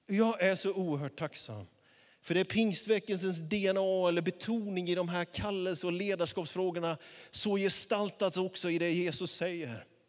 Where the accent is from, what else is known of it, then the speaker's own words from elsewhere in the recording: Småland highlands, Jönköping County, Sweden; now in Västerås, Sweden; Det var en liten by där jag växte upp